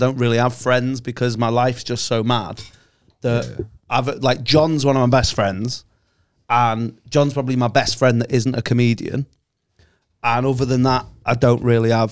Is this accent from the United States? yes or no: no; Chester, North West England, United Kingdom; moved away; the exact area of Chester where I was from.